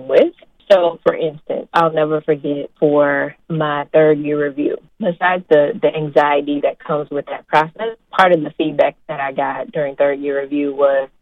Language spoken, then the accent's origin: English; Houston, Texas, United States; moved away as an adult; now in Florida, United States; I am originally from Houston, Texas